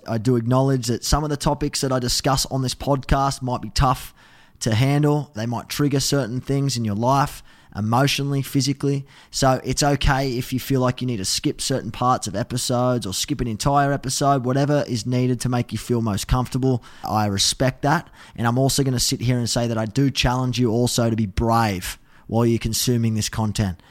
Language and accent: English; Australia; as an Aussie